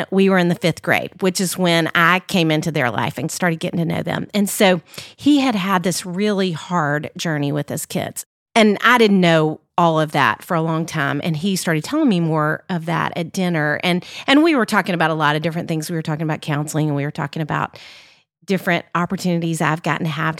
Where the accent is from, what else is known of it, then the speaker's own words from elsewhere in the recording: Little Rock, Arkansas, United States; now in Nashville, United States; I grew up in Little Rock, Arkansas. I live in Nashville, obviously, now.